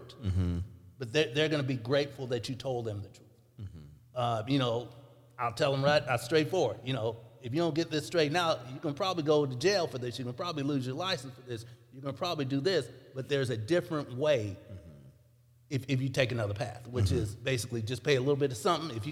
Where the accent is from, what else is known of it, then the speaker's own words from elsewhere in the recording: St. Louis, Missouri, United States; also born or lived in Jefferson City; the friends I grew up with in St. Louis